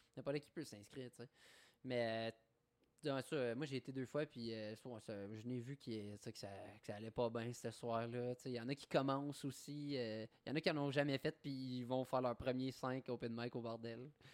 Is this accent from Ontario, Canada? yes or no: yes; Eastern Ontario, Canada; je viens de l'Est ontarien, qui est quand même euh, très francophone dans, ce côté-là